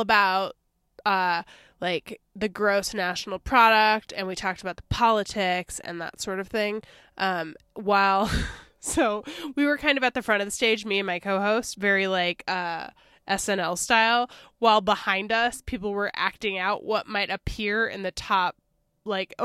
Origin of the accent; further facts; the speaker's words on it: Midwest, United States; I grew up in the Midwest, we have different tribes there